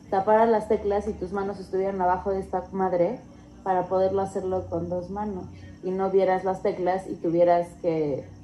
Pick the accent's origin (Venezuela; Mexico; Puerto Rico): Mexico; Mexico City; Yo también soy de Pedregal.